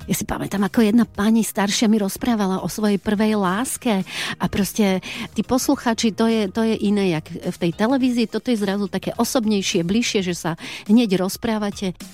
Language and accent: Slovak; Kremnica, Banská Bystrica Region, Slovakia; Nie som síce domáci, ja som z Kremnice, ale asi sem budem chodiť častejšie.